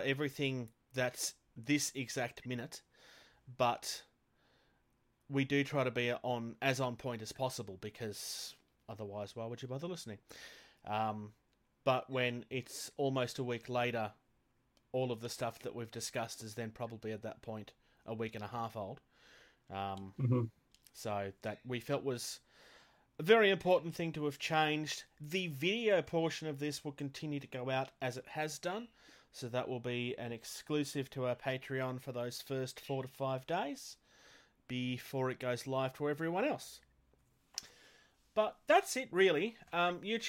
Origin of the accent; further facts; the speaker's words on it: Australia; I'm from Australia